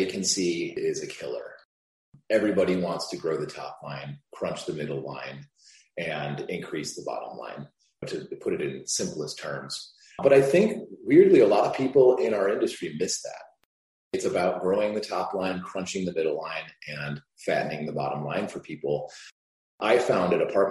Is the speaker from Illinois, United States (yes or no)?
yes; Chicago, Illinois, United States; I grew up in Chicago. I went to Lane Tech